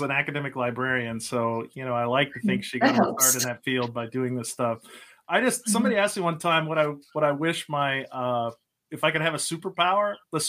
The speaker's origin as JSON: {"language": "English", "town": "Dallas", "region": "Texas", "country": "United States", "tie": "born or raised there", "also_born_or_lived": "Lubbock, Texas", "moved": "as an adult", "lives_now": "Pennsylvania, United States", "said": "So I grew up in Texas, lived the early part of my life out near Lubbock in the middle of nowhere. And then my parents moved to Dallas in 1979. And I went to school there, met my wife there."}